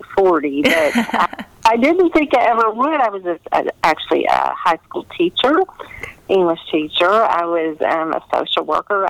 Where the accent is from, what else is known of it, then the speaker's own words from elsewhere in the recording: Kentucky, United States; I'm born and bred in Kentucky